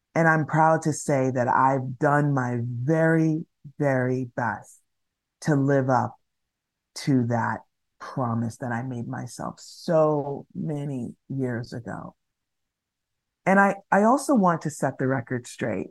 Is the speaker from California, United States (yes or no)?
yes; Los Angeles, California, United States; moved away as an adult; also born or lived in New York City; I am born and raised in Los Angeles, one of the few people who are actually born and raised in Los Angeles, California